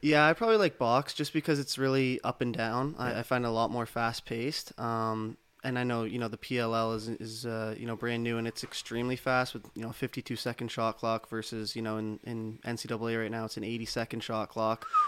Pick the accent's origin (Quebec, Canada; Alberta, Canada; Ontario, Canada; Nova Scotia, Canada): Ontario, Canada; Toronto; I'm from Toronto, uh, yeah. Uh, just outside in Etobicoke